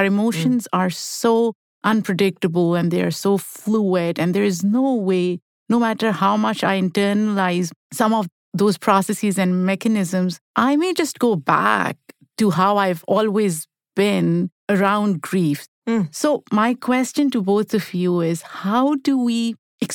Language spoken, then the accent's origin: English; Pakistan; English is a second language; I grew up in Pakistan, which is a collective society, and people grieve together.